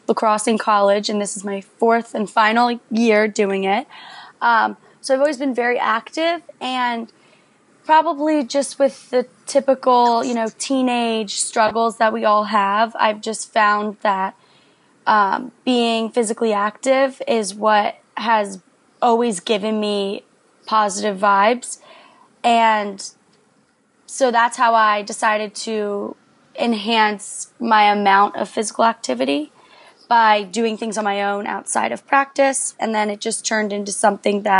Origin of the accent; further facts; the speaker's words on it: Philadelphia, Pennsylvania, United States; I'm from Philadelphia